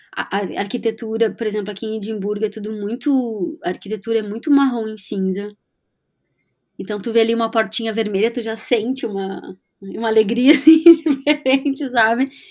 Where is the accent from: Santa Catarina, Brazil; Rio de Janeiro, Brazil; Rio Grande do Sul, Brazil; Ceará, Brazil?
Rio Grande do Sul, Brazil; moved away as an adult; also born or lived in London, United Kingdom / Florianópolis, Brazil; now in Edinburgh, United Kingdom; como gaúcha que somos